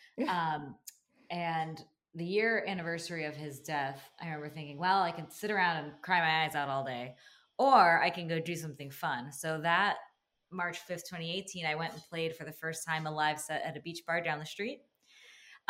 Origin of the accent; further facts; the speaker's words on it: New Jersey, United States; moved away as an adult; also born or lived in New York; now in Jacksonville, United States; growing up in New Jersey and then living in New York